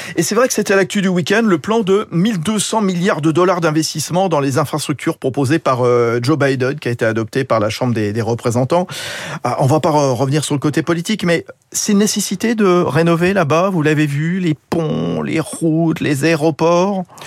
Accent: France; chez nous en France

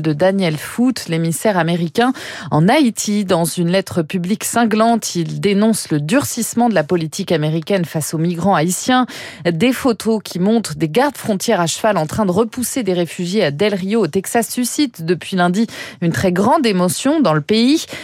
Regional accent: France; Chez nous en France

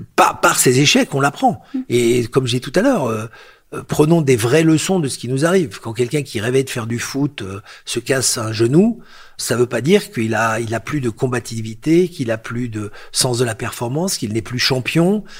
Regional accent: Lyon, Auvergne-Rhône-Alpes, France; born or raised there; moved away; also born or lived in Algeria / Paris / New York

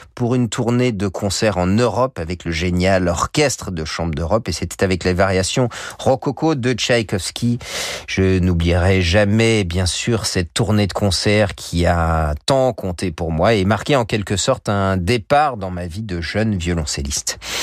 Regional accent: France; chez nous en France

